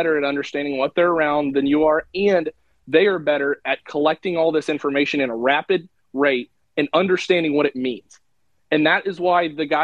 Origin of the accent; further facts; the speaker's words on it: Illinois, United States; growing up in Illinois